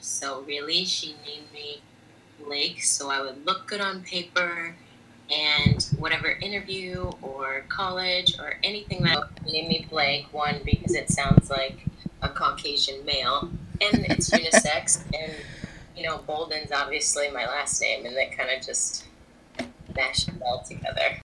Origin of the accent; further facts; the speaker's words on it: United States; moved away as an adult; now in Italy; Sono americana, I'm American.